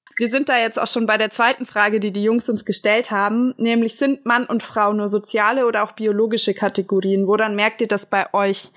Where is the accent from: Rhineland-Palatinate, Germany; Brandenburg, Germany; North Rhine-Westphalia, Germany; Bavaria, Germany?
Bavaria, Germany; Augsburg; ich komme halt auch aus Augsburg, also aus der Innenstadt